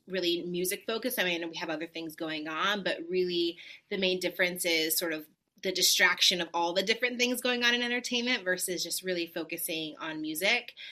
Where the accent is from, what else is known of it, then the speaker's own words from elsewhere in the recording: Los Angeles, California, United States; moved away as an adult; also born or lived in New York; now in Nashville, United States; Born and raised